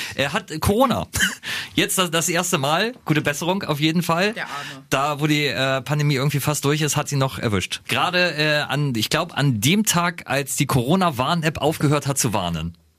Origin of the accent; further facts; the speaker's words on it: Lower Saxony, Germany; bei uns in Niedersachsen